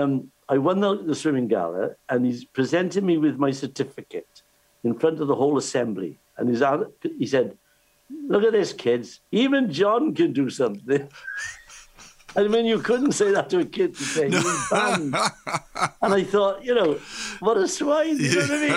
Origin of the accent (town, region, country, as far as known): Cardiff, Wales, United Kingdom